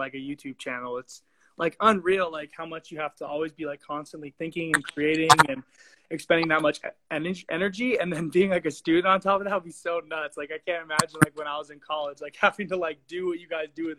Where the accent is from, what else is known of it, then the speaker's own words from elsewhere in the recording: Southern California, United States; I'm from Southern California